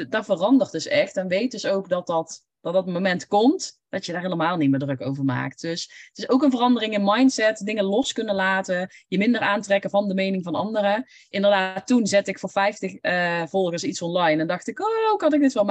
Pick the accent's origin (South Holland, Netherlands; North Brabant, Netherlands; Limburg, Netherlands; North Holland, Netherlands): North Brabant, Netherlands; accent: Brabant; Ik heb een Brabants accent, dus ik kan toch niet voor groepen gaan spreken.